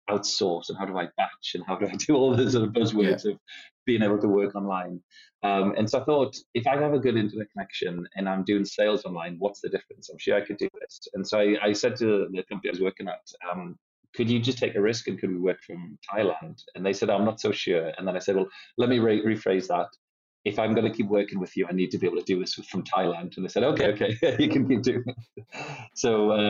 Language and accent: English; Newcastle upon Tyne, North East England, United Kingdom; now in Lithuania; I'm from Newcastle upon Tyne, so from the northeast, but live in Lithuania and currently in Cyprus